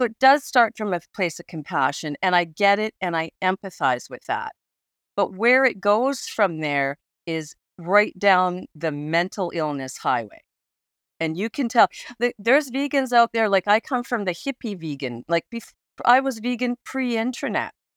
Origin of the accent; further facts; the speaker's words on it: Alberta, Canada; I grew up in Alberta, and I grew up in the Rocky Mountains, so I was, I grew up in, in hunting country, uh, Kananaskis country